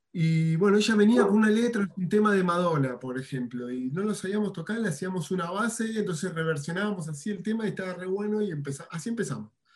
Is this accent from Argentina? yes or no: yes; Buenos Aires, Argentina; moved away as an adult; now in Merlo, Argentina; yo soy nacido en Buenos Aires, tuve mis bandas allá, pero en el 2013 me vine a vivir acá a la provincia de San Luis, a Merlo